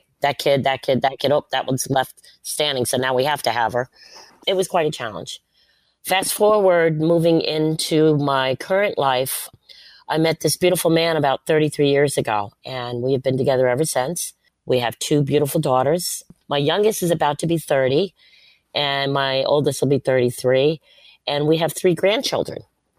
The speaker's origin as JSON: {"language": "English", "town": "Bath", "region": "Maine", "country": "United States", "tie": "born there", "said": "My dad was in the military. I was born in Bath, Maine in 1962."}